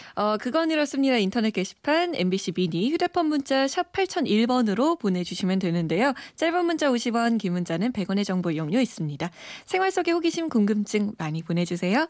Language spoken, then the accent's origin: Korean; South Korea; 제가 한국인이라